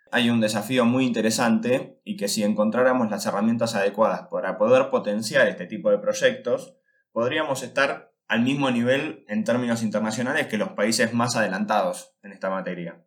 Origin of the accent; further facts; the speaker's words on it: Argentina; Los argentinos debemos